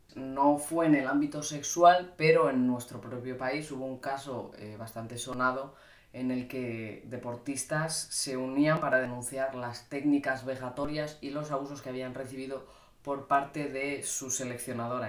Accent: Cantabria, Spain; now in Madrid, Spain; los veranos los paso en Cantabria, que es de donde soy yo

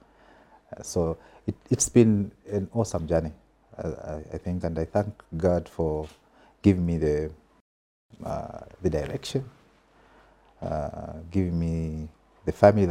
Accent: Southern Province, Zambia; also born or lived in Kalabo, Western Province / Serenje / Mongu, Western Province; It is there where I studied my grade one, Charles Wanga Primary School to be specific. So grade one to five, I was in Southern Province.

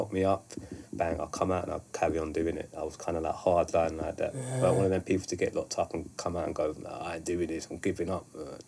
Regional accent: London, United Kingdom; I was from South London, like, not many people from my estate really wrote.

